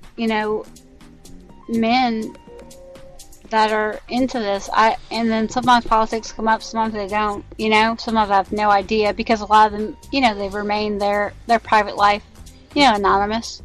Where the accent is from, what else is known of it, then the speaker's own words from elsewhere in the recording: United States; I'm an American and I live in America in the year 2017